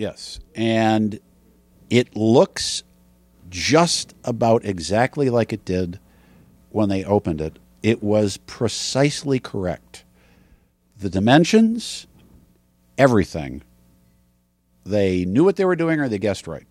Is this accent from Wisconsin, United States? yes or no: yes; Wisconsin, United States; moved away; I grew up in Wisconsin